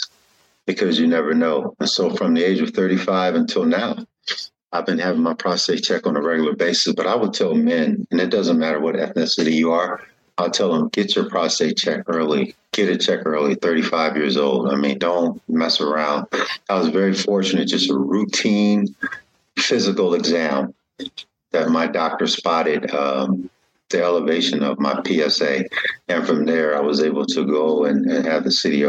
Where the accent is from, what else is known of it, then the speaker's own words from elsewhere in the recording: Los Angeles, California, United States; I grew up what they call Southwest LA.